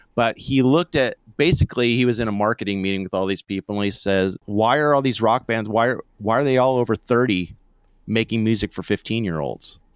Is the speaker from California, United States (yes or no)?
yes; Santa Barbara, California, United States; I'm from Santa Barbara